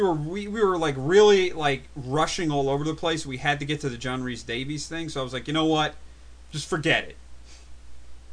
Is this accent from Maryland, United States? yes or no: no; New Jersey, United States; I was from New Jersey, too